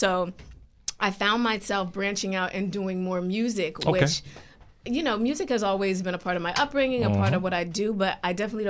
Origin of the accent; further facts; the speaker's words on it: Freehold, New Jersey, United States; moved away as an adult; also born or lived in Baltimore, Maryland / Central Florida; I'm originally from Freehold, New Jersey